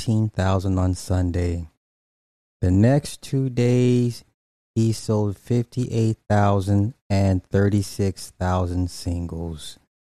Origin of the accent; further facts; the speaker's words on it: California, United States; me and my brother was literally just having this conversation yesterday, and I'm from the Bay.